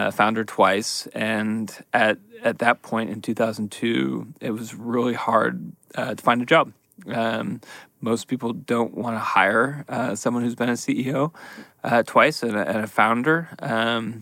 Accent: San Francisco, California, United States; moved away as an adult; also born or lived in Seattle, Washington / New Haven, Connecticut; I grew up in San Francisco and went to Berkeley

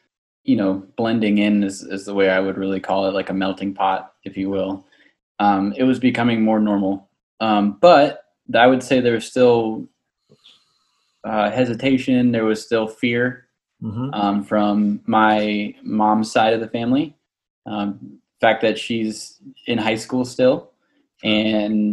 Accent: Orange Park, Florida, United States; I was born in Orange Park, right down the road from First Baptist Orange Park in 1991

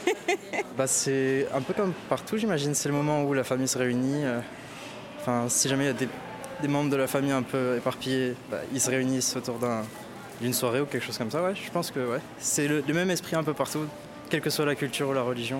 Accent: Morocco; je viens du Maroc

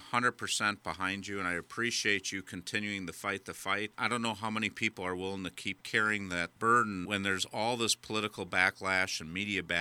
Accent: Wisconsin, United States; we're both from Wisconsin

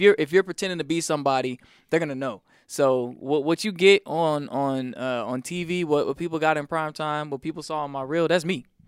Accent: South Carolina, United States; moved away; also born or lived in Atlanta, Georgia; church every night growing up in South Carolina. Then it was every Wednesday, Friday, Sunday when we moved down to Atlanta

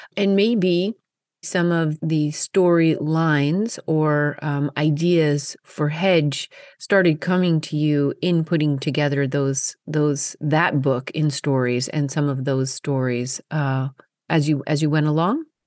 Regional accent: Colorado, United States; moved away; growing up in Colorado

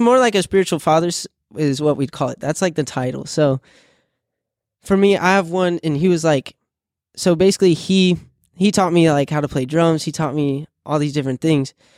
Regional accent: Illinois, United States; moved away; I'm from Illinois originally.

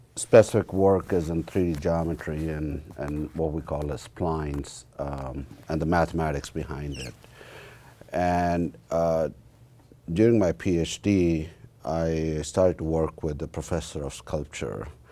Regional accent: about a hundred miles west of New Delhi, northern India, India; moved away as an adult; now in United States; I, uh, was born and raised in India, in northern part of India, about hundred miles west of New Delhi

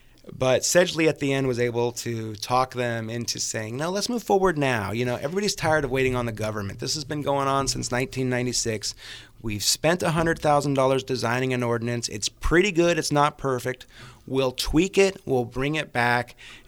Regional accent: Napa, California, United States; I mean, I grew up in Napa. We were afraid of Vallejo.

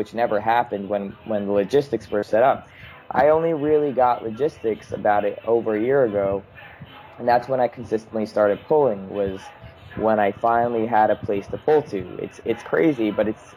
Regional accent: Long Island, New York, United States; I grew up in Long Island

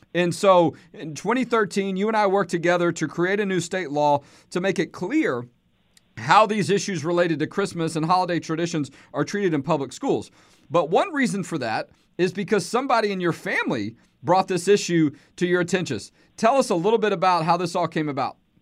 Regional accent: Houston, Texas, United States; I'm from Houston

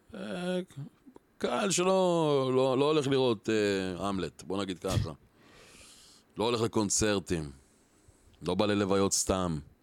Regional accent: Or Akiva, Haifa District, Israel; אני גדלתי באור עקיבא

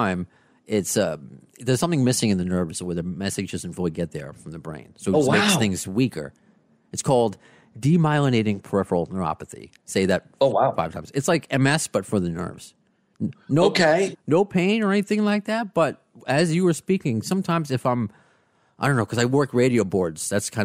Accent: New York, United States; growing up in New York, either Long Island or Brooklyn or wherever, Queens now

